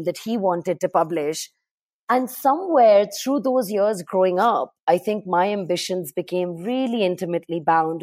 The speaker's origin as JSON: {"language": "English", "town": "Karachi", "region": "Sindh", "country": "Pakistan", "tie": "born or raised there", "said": "I grew up in Karachi in Pakistan"}